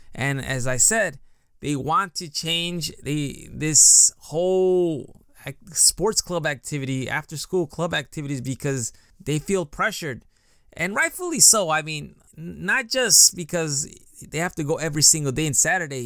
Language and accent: English; United States; moved away as an adult; now in Japan; Growing up in the United States and going to school, I was always into teams.